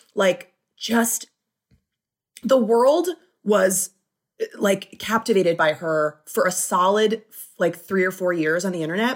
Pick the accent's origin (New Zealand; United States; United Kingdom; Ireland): United States; Flint, Michigan; now in Los Angeles, United States; I was born in Flint